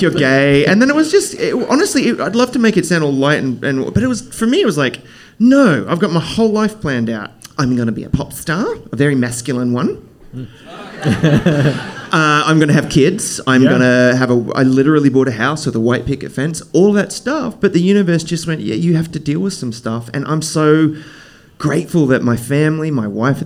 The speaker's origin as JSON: {"language": "English", "town": "Brisbane", "region": "Queensland", "country": "Australia", "tie": "born or raised there", "said": "So I grew up in Brisbane, Australia, which it's an amazing city, and it's a smaller"}